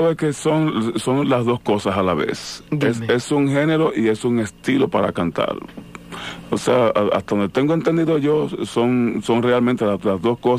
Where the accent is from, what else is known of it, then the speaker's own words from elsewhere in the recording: Moca, Espaillat, Dominican Republic; Yo soy de Santo Domingo, de la ciudad de Moca.